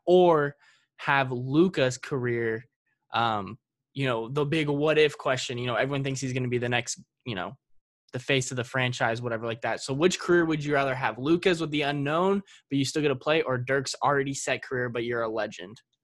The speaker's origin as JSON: {"language": "English", "town": "Dallas", "region": "Texas", "country": "United States", "said": "I'm from the Dallas area"}